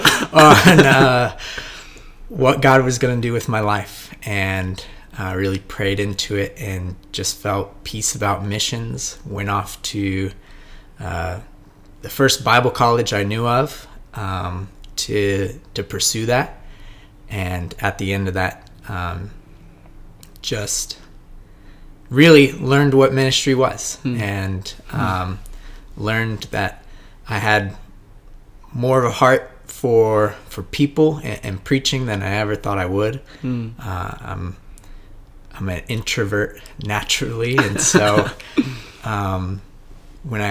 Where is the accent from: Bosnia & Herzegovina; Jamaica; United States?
United States; Indiana; I'm originally from Indiana